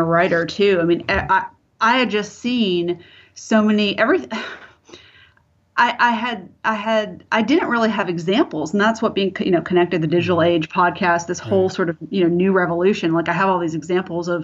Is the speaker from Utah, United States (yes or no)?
no; Clearwater, Florida, United States; I grew up in Florida, so I don't know. You know, some consider it the South, some don't.